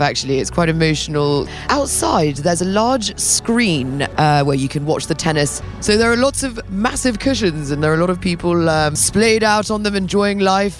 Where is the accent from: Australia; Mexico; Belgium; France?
France; Paris, Île-de-France; I'm from Paris